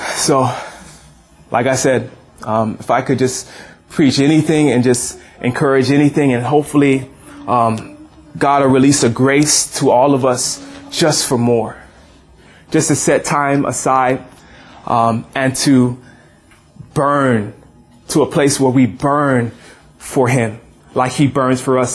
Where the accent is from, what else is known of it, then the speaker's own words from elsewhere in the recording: Hawaii, United States; I grew up in Hawaii